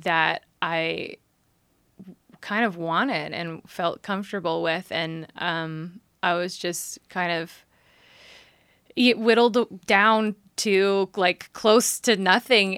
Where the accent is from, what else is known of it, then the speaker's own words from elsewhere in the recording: San Jose, California, United States; I grew up in San Jose